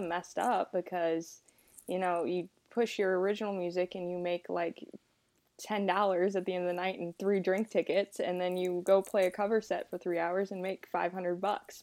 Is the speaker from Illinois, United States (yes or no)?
no; Rock Hill, South Carolina, United States; I'm from Rock Hill, South Carolina